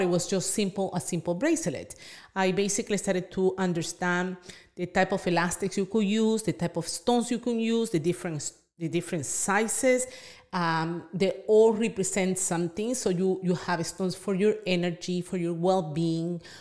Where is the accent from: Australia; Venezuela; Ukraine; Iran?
Venezuela; moved away; I'm from Venezuela